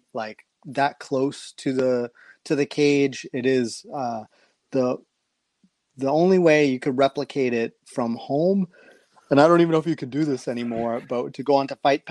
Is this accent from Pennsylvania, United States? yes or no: no; New York City, New York, United States; I've only lived in 3 places in life, Queens, Brooklyn, and Manhattan